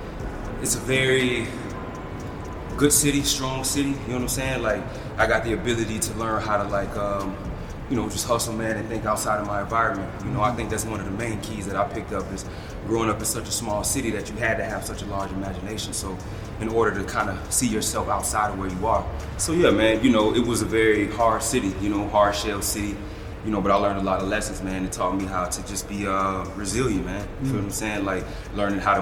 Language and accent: English; Deerfield Beach, Florida, United States; growing up in Deerfield